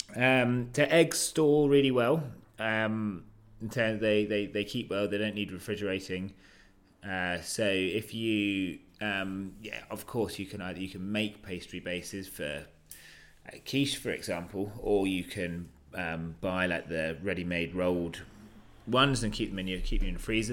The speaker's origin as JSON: {"language": "English", "country": "United Kingdom", "said": "I'm British"}